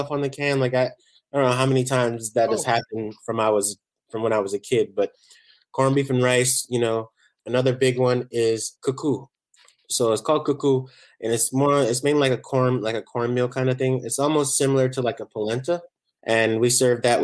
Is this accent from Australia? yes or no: no; Barbados; now in San Diego, United States; I grew up in Barbados